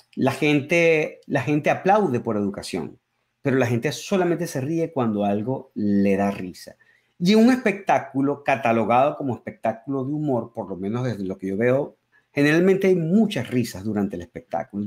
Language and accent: Spanish; Caracas, Capital District, Venezuela; first language Spanish; also born or lived in Berkeley, United States; now in United States; soy de Caracas, entonces soy un caraqueño